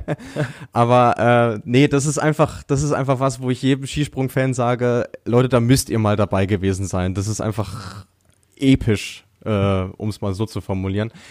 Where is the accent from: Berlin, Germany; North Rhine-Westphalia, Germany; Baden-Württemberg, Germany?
North Rhine-Westphalia, Germany; Bielefeld; ganz recht, ich komme aus Bielefeld, bin äh, als freier Journalist tätig.